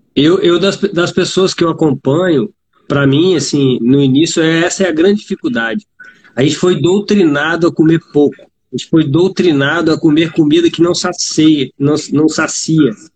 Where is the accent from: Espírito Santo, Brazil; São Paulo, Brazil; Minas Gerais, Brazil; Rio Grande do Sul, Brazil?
Espírito Santo, Brazil; Vitória; Sou do Espírito Santo, Vitória, Espírito Santo.